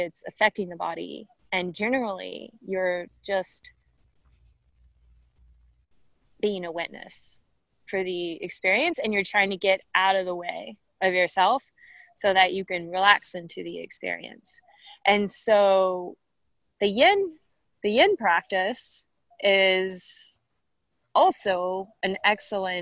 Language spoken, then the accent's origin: English; Bastrop, Texas, United States; also born or lived in Austin, Texas / Milwaukee, Wisconsin; I was born in Bastrop, Texas. Pretty much have spent my whole life, I would say, this is it, in the greater Austin area, between Austin and Bastrop